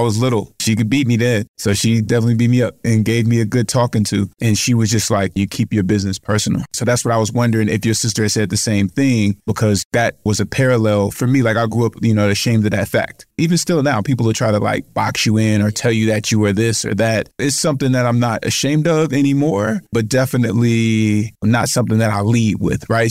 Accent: United States; I grew up in foster care in the States from nine months until I was eighteen

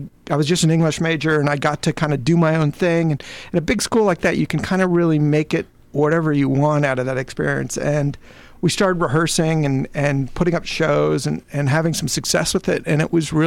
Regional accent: Seattle, Washington, United States; now in Los Angeles, United States; Seattle was a great place to grow up

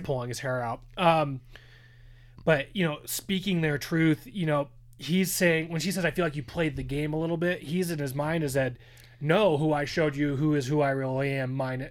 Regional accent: Southern California, United States; growing up in Southern California

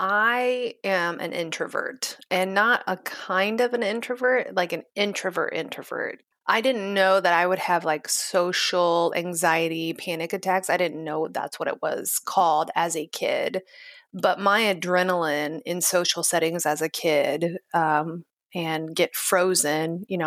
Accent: Kansas City, United States; So I have been born and raised in Kansas City.

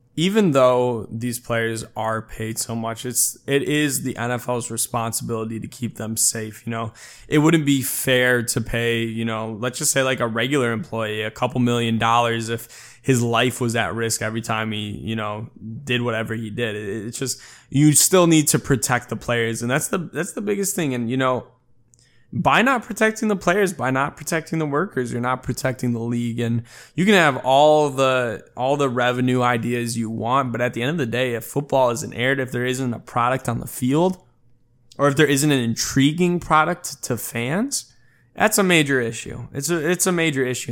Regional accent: Chicago, Illinois, United States; moved away as an adult; now in Los Angeles, United States; I've pretty much been, you know, born and raised in Chicago and then now obviously living in Los Angeles

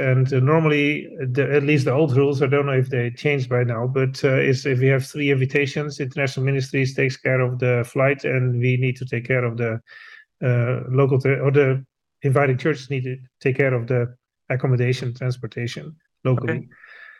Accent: United States; because as American missionaries, we are on a 5-year cycle. And after 4 years overseas, we will be 1 year in the U.S.

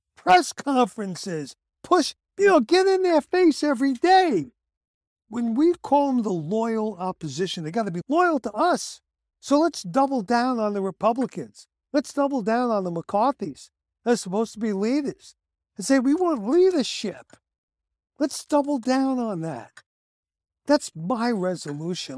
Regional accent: United States; I, as an American

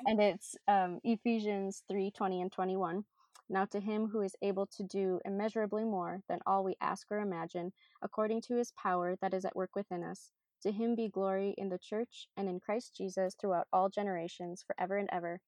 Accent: Minnesota, United States; also born or lived in Ghana; I am born and raised in Minnesota

